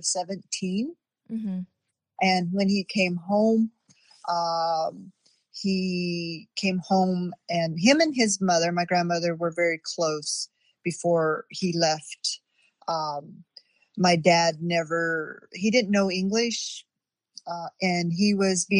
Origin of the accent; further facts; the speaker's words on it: Wind River Indian Reservation, Wyoming, United States; I grew up on the Wind River Indian Reservation, Wyoming